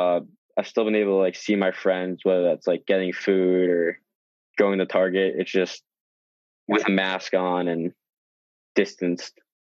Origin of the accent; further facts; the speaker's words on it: Westchester, New York, United States; I'm currently a sophomore at Syracuse University, majoring in sport management. I'm from Westchester, New York, which is just right outside the city.